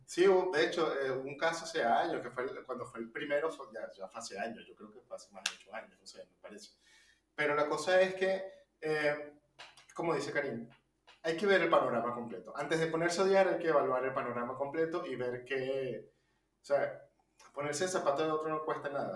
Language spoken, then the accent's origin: Spanish; Venezuela; now in Argentina; venimos de Venezuela